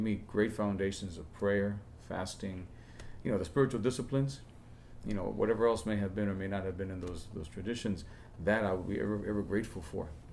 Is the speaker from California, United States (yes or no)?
no; New York City, New York, United States; I was born and raised in El Barrio. The first 18 years of my life